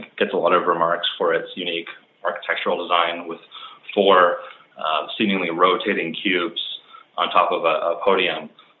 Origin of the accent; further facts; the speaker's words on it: Vancouver, British Columbia, Canada; also born or lived in Montreal; I grew up in Vancouver and spent all of my school years through high school here. Did a four-year stint in Montreal at McGill University.